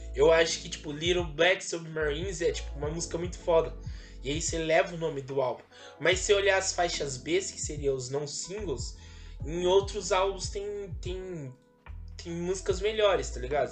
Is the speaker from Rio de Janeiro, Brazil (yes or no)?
no; Campinas, São Paulo, Brazil; Eu mal saí de Campinas